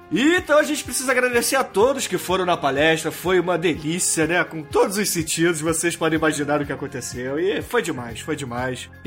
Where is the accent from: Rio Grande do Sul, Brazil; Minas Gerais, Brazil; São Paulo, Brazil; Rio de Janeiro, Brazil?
Rio de Janeiro, Brazil; como a gente é aqui do Rio